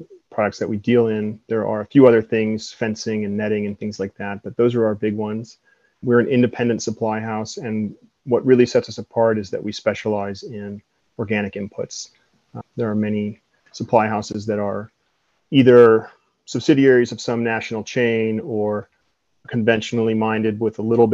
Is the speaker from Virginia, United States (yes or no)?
yes; Floyd County, Virginia, United States; came home to Floyd County, Virginia in late 2017